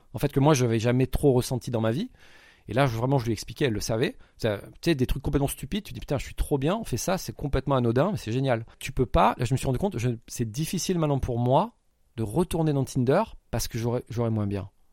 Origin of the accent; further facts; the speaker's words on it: France; je suis français, j'ai 4 jours